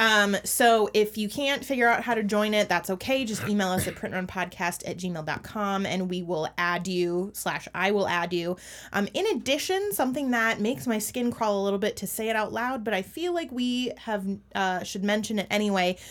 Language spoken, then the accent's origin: English; Minneapolis–Saint Paul, Minnesota, United States; my hometown, um, which is the Twin Cities